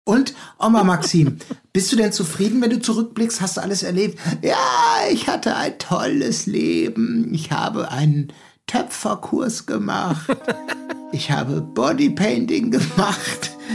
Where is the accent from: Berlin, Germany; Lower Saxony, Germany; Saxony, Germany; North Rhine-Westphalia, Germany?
North Rhine-Westphalia, Germany; Gelsenkirchen; now in Hamburg, Germany; ich bin geboren in Gelsenkirchen, jetzt lebe ich in Hamburg